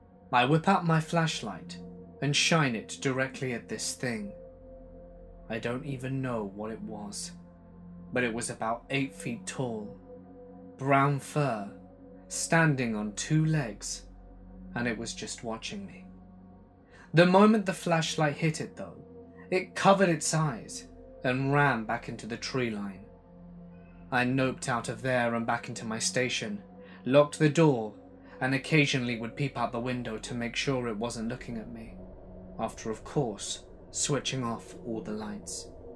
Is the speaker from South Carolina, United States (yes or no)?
no; Washington, United States; I grew up in the Great Pacific Northwest, in the foothills of the Cascade Mountains, under the shadow of Mount St. Helens in Washington State.